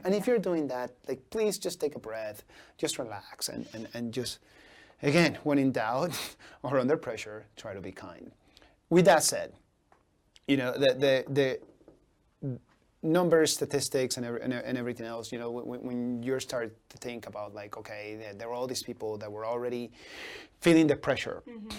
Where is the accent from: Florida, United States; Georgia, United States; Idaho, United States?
Idaho, United States; Boise; I grew up in the North End after I migrated here, you know, back in '94, and um, you know, my, I lived with my grandparents